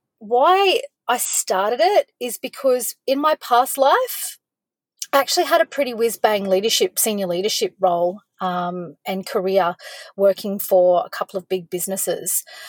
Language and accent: English; Cooktown, Queensland, Australia; also born or lived in Gold Coast / Cairns / Townsville / Brisbane; now in Victoria, Australia; I was born on the Gold Coast, but when my parents separated, we moved to Cooktown, which is far north Queensland, right up on Cape York Peninsula. And I lived up there for a while.